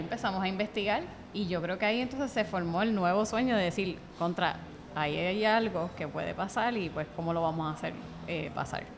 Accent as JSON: {"language": "Spanish", "town": "Bayamón", "country": "Puerto Rico", "said": "Nosotros somos de Bayamón"}